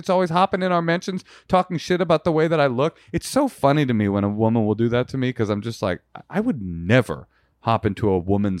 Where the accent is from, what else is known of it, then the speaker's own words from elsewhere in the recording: Balearic Islands, Spain; No. Soy de España. Mallorca, actually.